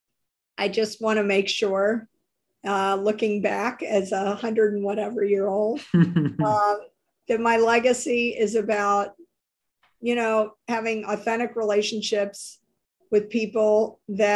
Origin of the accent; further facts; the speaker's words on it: New Orleans, Louisiana, United States; moved away; in the South, I grew up in New Orleans.